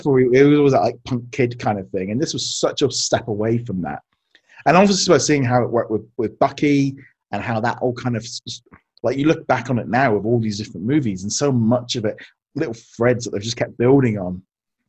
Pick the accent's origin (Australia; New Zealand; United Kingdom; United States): United Kingdom; growing up here in the UK